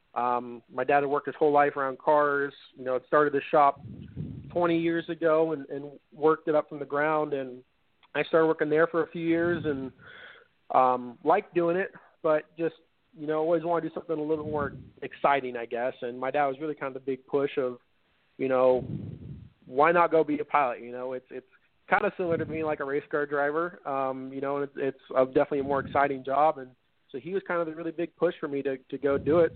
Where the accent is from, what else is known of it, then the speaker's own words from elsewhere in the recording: San Diego, California, United States; as a kid growing up in San Diego